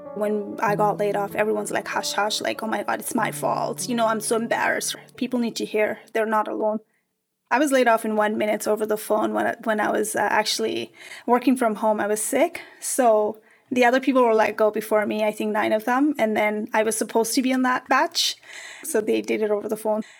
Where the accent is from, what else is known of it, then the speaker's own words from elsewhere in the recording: Nepal; moved away; I'm from Nepal